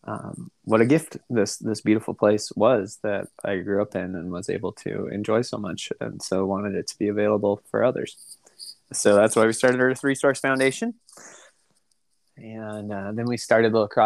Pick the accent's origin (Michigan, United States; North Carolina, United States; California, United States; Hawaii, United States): California, United States; Costa Mesa; also born or lived in Newport Beach; I grew up in Orange County, Southern California, mostly Costa Mesa, Newport Beach